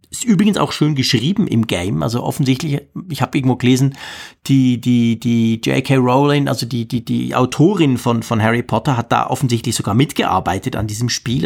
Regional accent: Switzerland; bei uns in der Schweiz

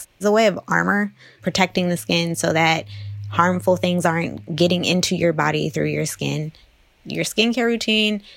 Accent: East Palo Alto, California, United States; when I was growing up in East Palo Alto

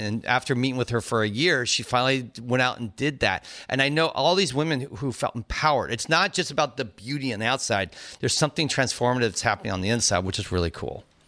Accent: Cupertino, California, United States; I, was there in the band exchange, our marching band and from Cupertino

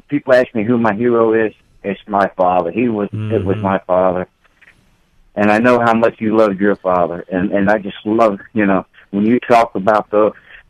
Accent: Columbus, Georgia, United States; moved away as an adult; now in Indianapolis, United States; I was raised in Columbus, Georgia, Fort Benning, you know, that area.

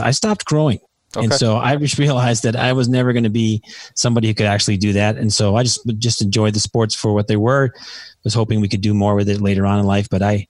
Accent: New York, United States; so we grew up in New York and we were raised Roman Catholics and we were altar boys.

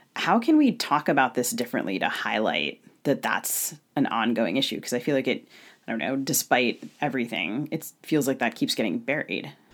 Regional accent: Maryland, United States; now in Minnesota, United States; I grew up in Maryland

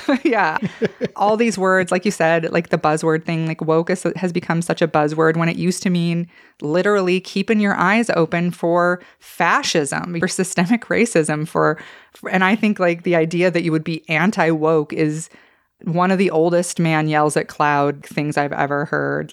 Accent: Idaho, United States; I'm from Idaho

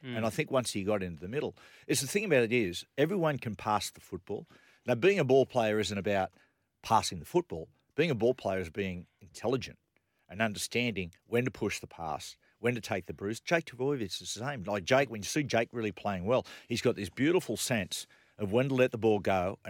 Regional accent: Newcastle, New South Wales, Australia; now in Collaroy, Australia; I'm from Newcastle.

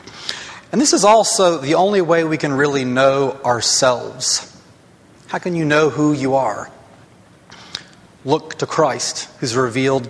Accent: North Alabama, United States; I grew up in North Alabama

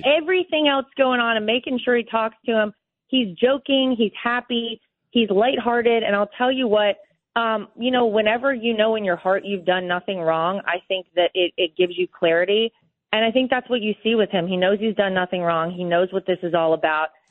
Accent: North Carolina, United States; moved away; I grew up in North Carolina.

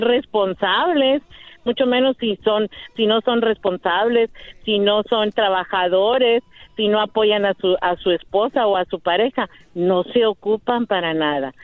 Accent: Monterrey, Nuevo León, Mexico; yo soy regia

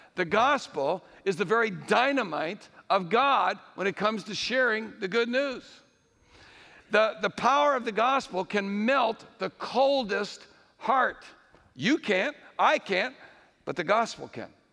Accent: Connecticut, United States; Connecticut, my home state

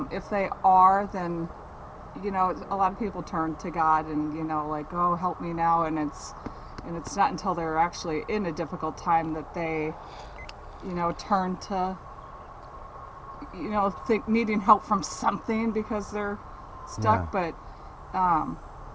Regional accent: Austin, Texas, United States; I'm from Austin

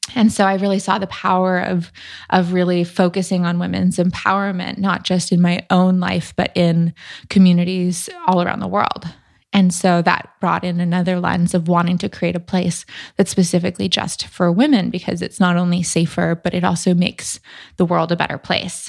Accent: Newport Beach, California, United States; moved away as an adult; also born or lived in San Francisco; in my hometown, which isn't necessarily a super small town, but I'm from Newport Beach in Orange County, and I'd lived there my whole life

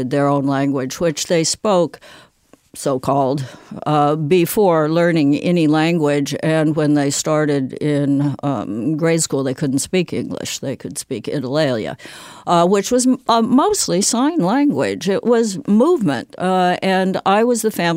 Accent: Southern California, United States; born or raised there

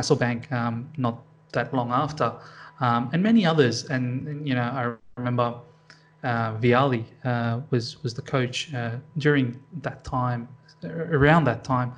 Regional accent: Sydney, New South Wales, Australia; I want to support probably Sydney FC, because that's my hometown

